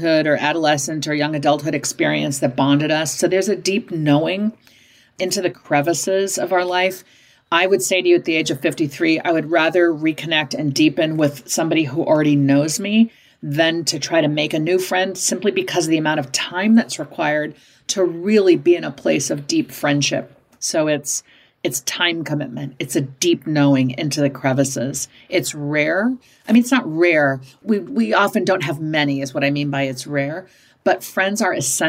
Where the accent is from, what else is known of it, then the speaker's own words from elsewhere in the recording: Midwest, United States; growing up in the Midwest